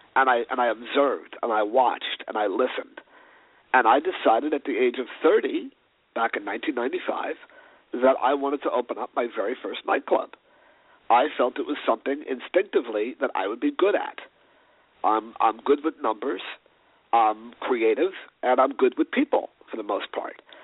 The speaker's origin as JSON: {"language": "English", "town": "New York City", "region": "New York", "country": "United States", "tie": "born or raised there", "also_born_or_lived": "Los Angeles", "said": "growing up in New York City in the early 80s"}